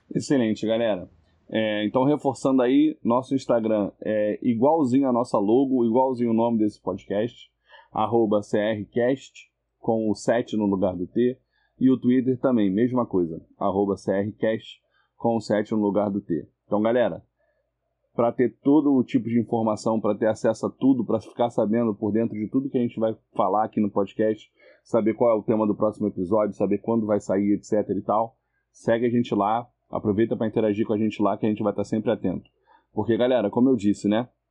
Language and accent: Portuguese; Rio de Janeiro, Brazil; eu sou do Rio de Janeiro